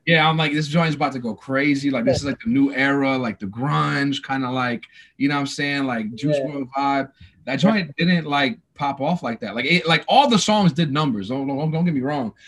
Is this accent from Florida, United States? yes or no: no; New York City, New York, United States; also born or lived in New Jersey; now in Atlanta, United States; I was born and raised in New York City. Um, moved to New Jersey uh, halfway through my life